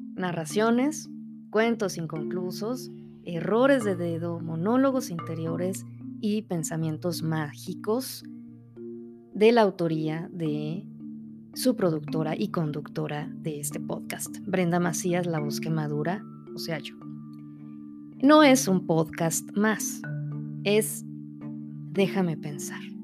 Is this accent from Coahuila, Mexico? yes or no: yes; Saltillo, Coahuila, Mexico; Saltillo, Coahuila, de donde yo soy originaria